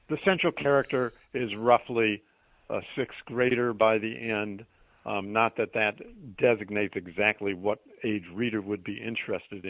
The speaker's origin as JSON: {"language": "English", "town": "Chicago", "region": "Illinois", "country": "United States", "tie": "born or raised there", "moved": "as an adult", "lives_now": "Boston, United States", "said": "I grew up in and around Chicago"}